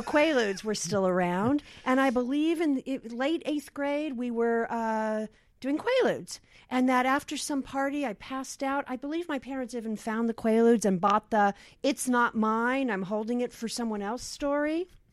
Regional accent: Los Angeles, California, United States; I grew up here in Los Angeles in the San Fernando Valley in Van Nuys

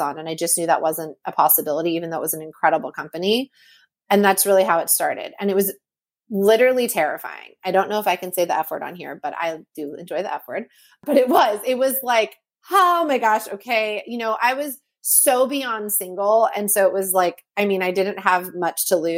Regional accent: Napa, California, United States; I grew up in Napa, California.

